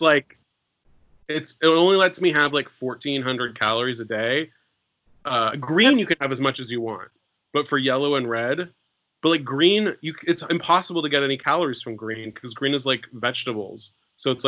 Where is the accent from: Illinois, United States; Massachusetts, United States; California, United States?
California, United States; Bay Area; I'm from the Bay Area